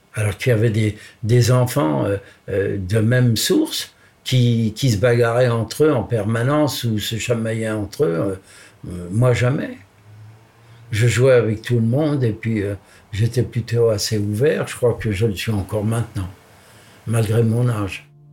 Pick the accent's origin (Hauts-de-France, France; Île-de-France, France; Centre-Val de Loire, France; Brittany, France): Île-de-France, France; Paris; je suis né à Paris, et à Paris à l'hôpital Rothschild